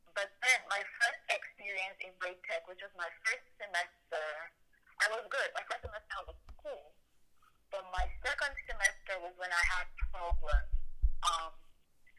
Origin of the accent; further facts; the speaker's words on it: Nigeria; now in United States; We have a lot of ethnic groups, more than 250 ethnic groups in Nigeria